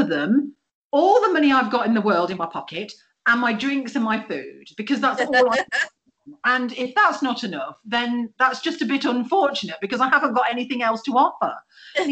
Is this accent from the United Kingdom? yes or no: yes; England, United Kingdom; I'm from England and we're little